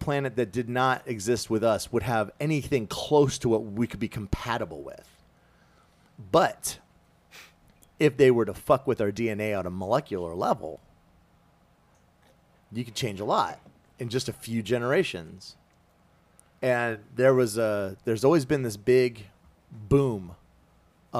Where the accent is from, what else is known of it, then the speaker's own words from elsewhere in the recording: South Carolina, United States; I grew up in Redneck, South Carolina